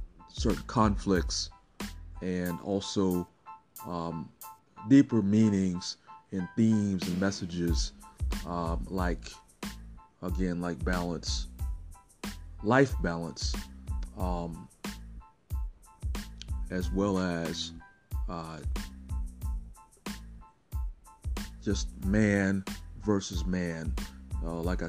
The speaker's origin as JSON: {"language": "English", "town": "Augusta", "region": "Georgia", "country": "United States", "tie": "born or raised there", "said": "Augusta, which is where I'm from"}